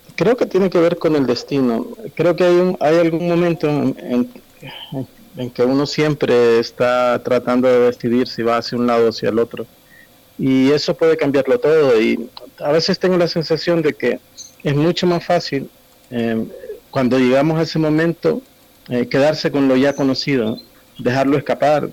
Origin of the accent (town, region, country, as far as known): El Salvador